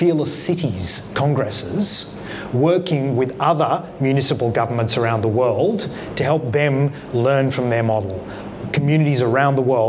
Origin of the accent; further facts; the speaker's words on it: Canberra, Australian Capital Territory, Australia; I come from Canberra, where we have proportional representation in our local parliament